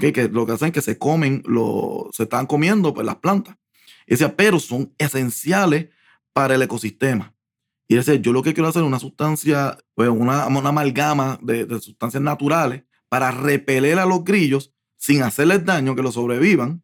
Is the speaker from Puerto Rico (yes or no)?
yes; Puerto Rico; moved away as an adult; also born or lived in New York